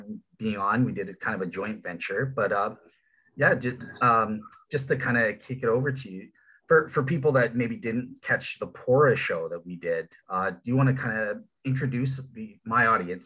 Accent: Toronto, Ontario, Canada; I'm from Toronto.

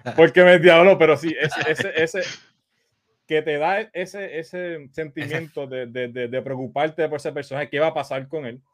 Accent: Quebradillas, Puerto Rico; me fui a un vídeo 1 que había aquí en Quebradilla

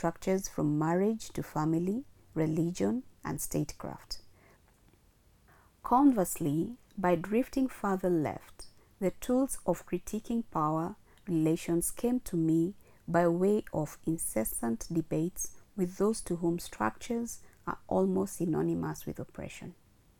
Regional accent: Kisumu, Kisumu County, Kenya; now in Nairobi, Kenya; my hometown Kisumu

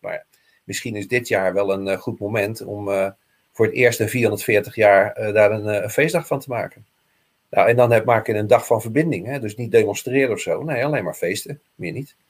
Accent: Rotterdam, South Holland, Netherlands; ik ben Rotterdammer

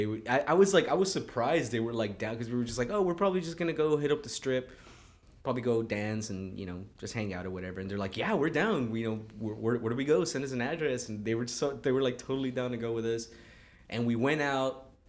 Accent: California, United States; Yeah, they're like, yeah, we know burritos. We're from California.

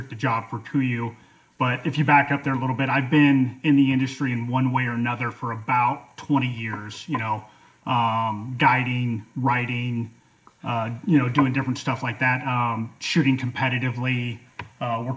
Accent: Denver, Colorado, United States; moved away as an adult; also born or lived in North Carolina / Georgia / Texas; now in Alaska, United States; I was born and raised in Denver, Colorado, left for the Army when I was 18

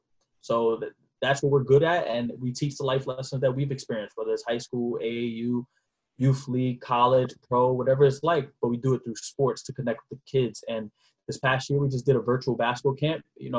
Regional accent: New York City, New York, United States; So I'm from the Bronx, New York. … Lived in the Bronx my entire life. I'm only 24 years young in a household full of women, my mother, my grandmother, and my great-grandmother.

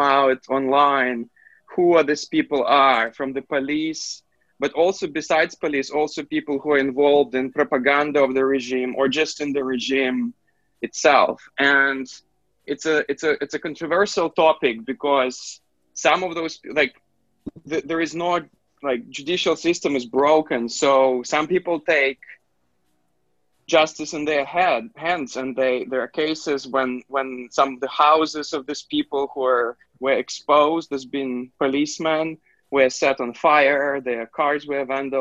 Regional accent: Belarus; my hometown

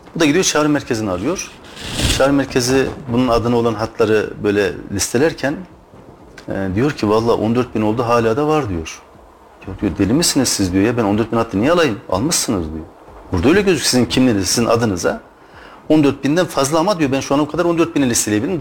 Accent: Turkey; Biz Türk'üz.

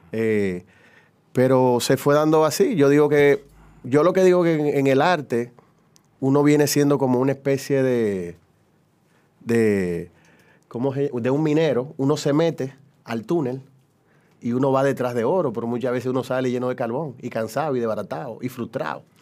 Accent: Dominican Republic; Yo soy dominicano

